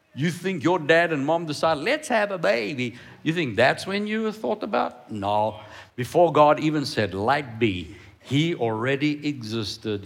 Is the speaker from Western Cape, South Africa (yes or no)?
yes; Cape Town, Western Cape, South Africa; I grew up in Cape Town